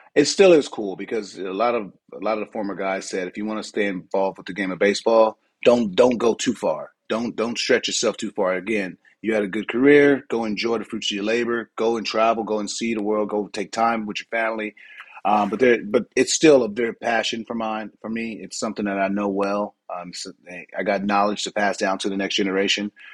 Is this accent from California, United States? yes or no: yes; San Diego, California, United States; moved away as an adult; now in Barcelona, Spain; I'm from San Diego